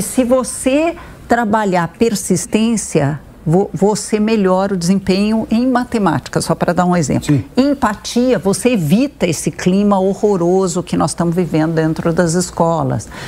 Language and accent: Portuguese; Brazil; eu sou, por exemplo, filha de imigrantes, como vocês mostraram, e isso faz parte, integra a minha identidade, Sim. eu sou brasileira